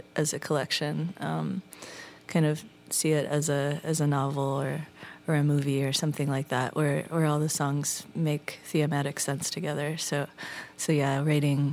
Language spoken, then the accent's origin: English; Midwest, United States; also born or lived in Seattle; now in California, United States; I grew up in the Midwest